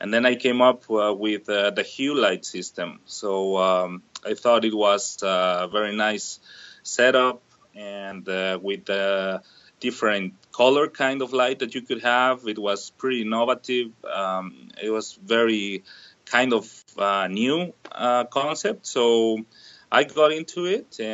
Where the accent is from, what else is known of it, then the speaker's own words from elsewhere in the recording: Mexico City, Mexico; moved away as an adult; now in Southern Ontario, Canada; I'm originally from Mexico City